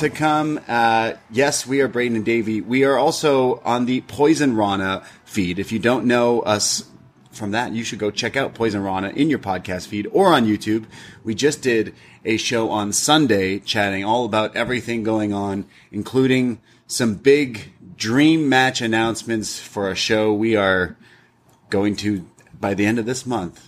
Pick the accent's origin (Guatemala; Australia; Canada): Canada; I, as a Canadian traveling